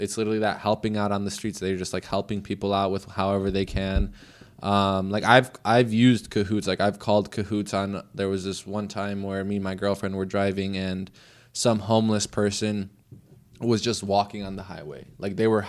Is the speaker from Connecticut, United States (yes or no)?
no; Delavan, Wisconsin, United States; now in Oregon, United States; growing up in Delavan